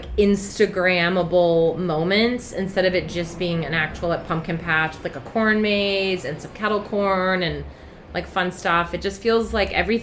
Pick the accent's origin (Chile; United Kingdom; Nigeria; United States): United Kingdom; moved away; I'm British